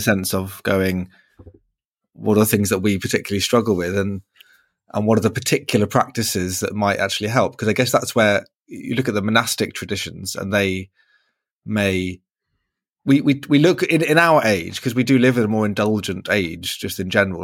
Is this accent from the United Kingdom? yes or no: yes; United Kingdom; as a British person